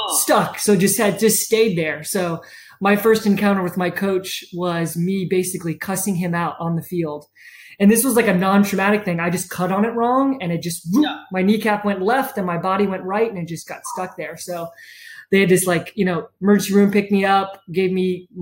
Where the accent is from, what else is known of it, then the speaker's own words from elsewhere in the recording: Charleston, South Carolina, United States; I was born and raised in Charleston